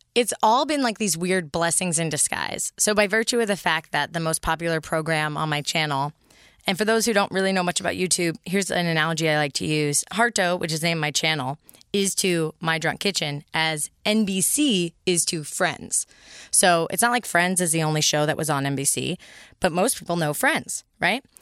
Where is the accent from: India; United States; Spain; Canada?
United States; San Mateo, California; also born or lived in Berkeley, California; I grew up in, uh, the Bay Area, so San Francisco, adjacent